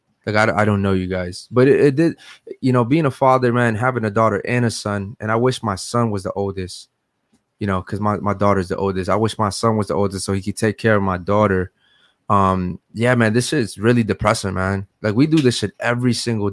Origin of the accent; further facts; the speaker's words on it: Baltimore, Maryland, United States; moved away as an adult; now in Miami, United States; We just moved to Miami. I'm from Baltimore, Maryland